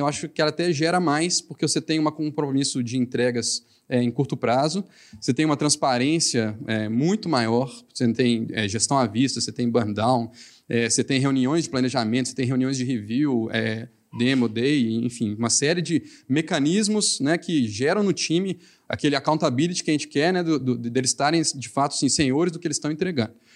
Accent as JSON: {"language": "Portuguese", "region": "Minas Gerais", "country": "Brazil", "accent": "mineiro", "said": "meu sotaque mineiro"}